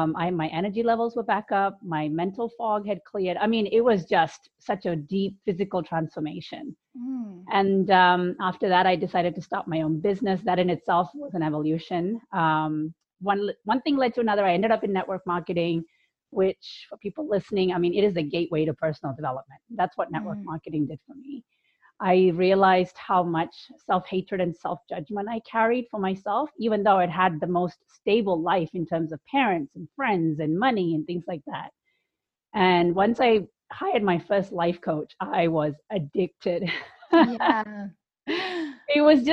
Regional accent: India; also born or lived in United Kingdom; now in United States; So I grew up in India, the UK, and I've lived in the US for the longest period of my life. And I was a good Indian girl, very conservative family.

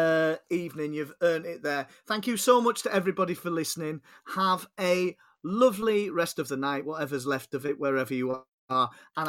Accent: Yorkshire and the Humber, United Kingdom; also born or lived in Germany; I've been North Yorkshire. I've basically been everything apart from South Yorkshire because my family's West Yorkshire. I grew up in North Yorkshire, as we've talked tonight, and then secondary school later on I did in East Yorkshire. So, yeah, so I'm everything apart from South Yorkshire.

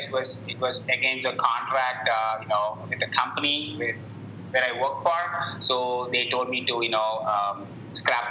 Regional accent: India; moved away as an adult; also born or lived in Fargo, United States; now in Indianapolis, United States; I grew up in India, and then I came to the States 12 years back

